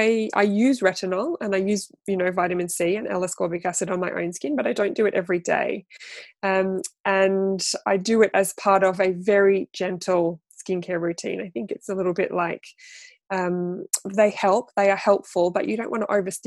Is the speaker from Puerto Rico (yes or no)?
no; Australia; moved away as an adult; now in United Kingdom; I am an Australian. I'm a displaced Australian living in the UK for 16 years, I think now